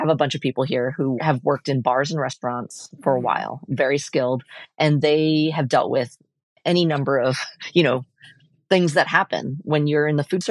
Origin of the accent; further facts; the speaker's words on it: Portland, Oregon, United States; I was born and raised here in Portland